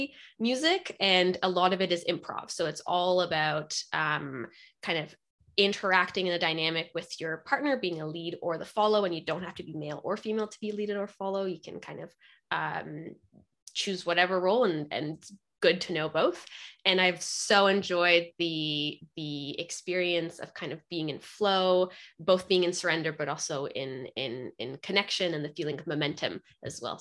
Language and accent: English; Poland; now in Pacific Northwest, United States; I grew up in Poland